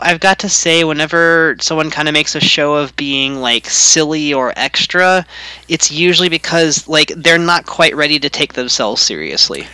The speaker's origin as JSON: {"language": "English", "region": "Louisiana", "country": "United States", "moved": "yes", "lives_now": "Pacific Northwest, United States", "said": "I'm in the Pac Northwest now, but I'm from Louisiana, but my family's only really been from there for like a hundred years."}